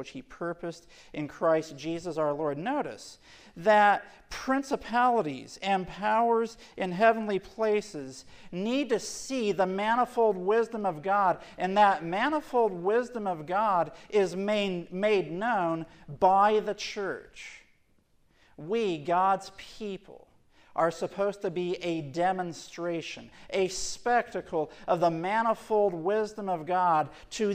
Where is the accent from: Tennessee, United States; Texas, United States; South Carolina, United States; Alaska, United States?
Tennessee, United States; Portland; I grew up in Portland, Tennessee